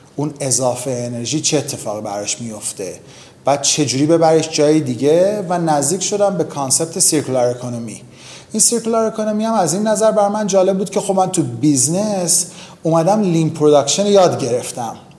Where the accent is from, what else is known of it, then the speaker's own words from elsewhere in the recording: Iran; اوایل بچگیمون با دوران جنگ تو ایران